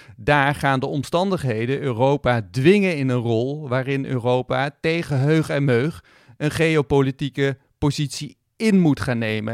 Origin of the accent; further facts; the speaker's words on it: Netherlands; wij stellen onszelf als Nederlanders graag